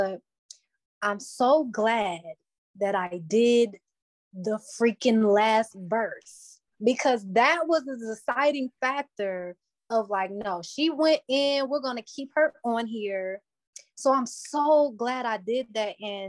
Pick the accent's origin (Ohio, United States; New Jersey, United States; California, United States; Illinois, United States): Ohio, United States; Cleveland; Cleveland is an interesting place. It's like you get a taste of everything here, but it's reserved enough to where you can build yourself